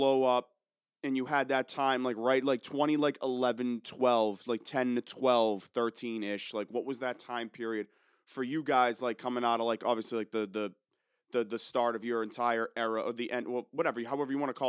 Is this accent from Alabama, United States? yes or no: no; Georgetown, Massachusetts, United States; I'm from Georgetown